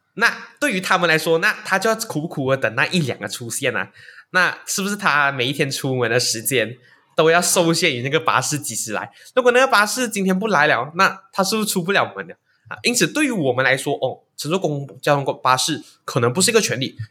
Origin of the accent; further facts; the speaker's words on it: Malaysia; 其实身为马来西亚人也是一项特权